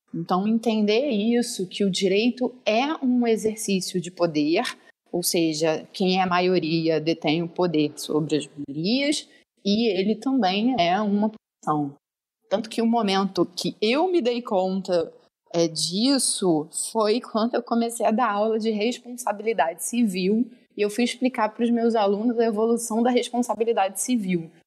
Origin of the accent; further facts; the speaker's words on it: Rio de Janeiro, Brazil; eu sou do, é do Rio, carioca